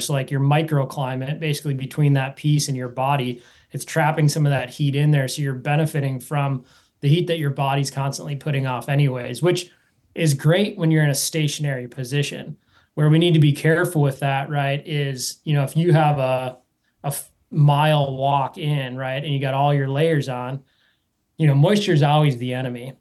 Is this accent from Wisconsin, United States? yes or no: yes; Wisconsin, United States; I grew up in Wisconsin.